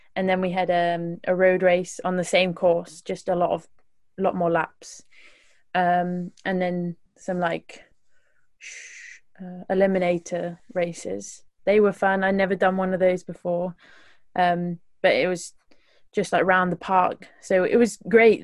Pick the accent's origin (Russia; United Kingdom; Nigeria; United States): United Kingdom; West Midlands; I'm from the West Midlands, so um, yeah, I live right in, in the bottom of the West Midlands